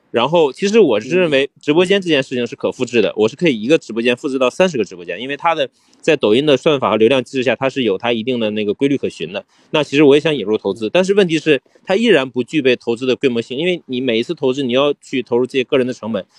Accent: northern China, China; 因为我是北方人嘛

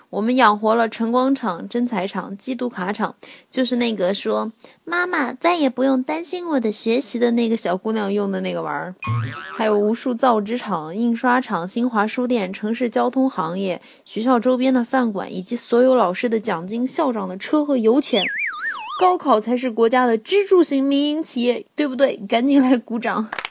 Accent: China; 我们都是中国人啊

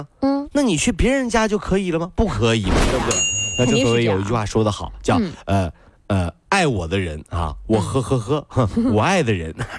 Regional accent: Ningbo, Zhejiang, China; 这是我们宁波人的骄傲。

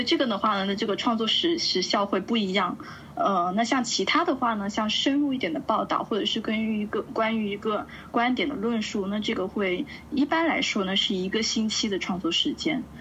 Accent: Shenzhen, Guangdong, China; moved away as an adult; also born or lived in United States; now in Milan, Italy; 我来自深圳，呃，目前呢是在意大利米兰做自由撰稿人

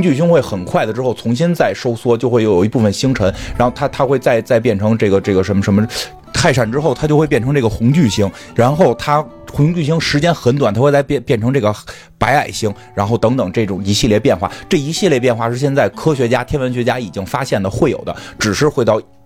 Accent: China; 我们中国人的这个对韧劲儿

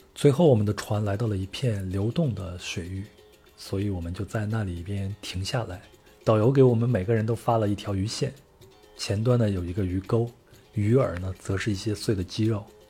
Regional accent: China; 我是从中国来的

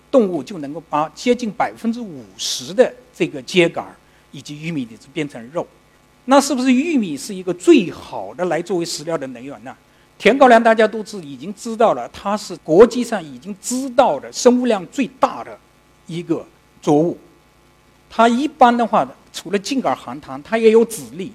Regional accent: China; 我们中国人

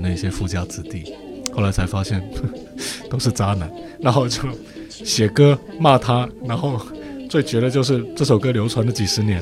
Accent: Quanzhou, Fujian, China; 我是福建泉州人

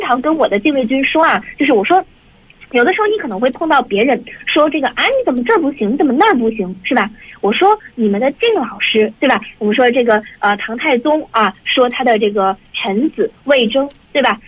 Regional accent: China; 中国人的这样的一个精神上的传统

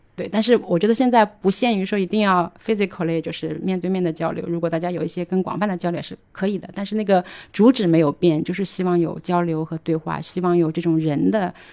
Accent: China; 我们中国人

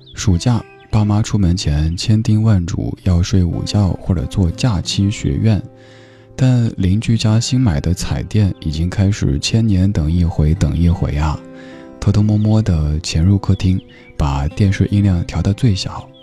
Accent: Chengdu, Sichuan, China; moved away; 各位在成都听节目的朋友们，我的家乡父老们

